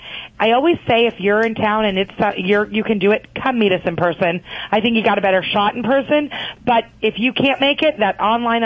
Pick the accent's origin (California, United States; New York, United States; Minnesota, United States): California, United States; Yes, I grew up in California.